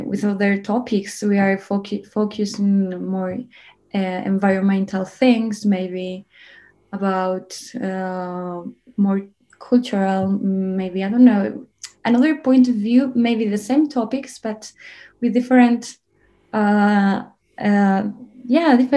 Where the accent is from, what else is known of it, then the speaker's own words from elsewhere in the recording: Zamora, Castile and León, Spain; I'm from Zamora, a city in a region called Castilla y León.